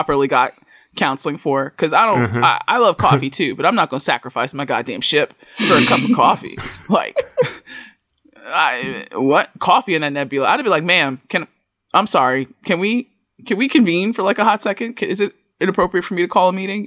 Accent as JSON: {"language": "English", "country": "United States", "said": "being an American"}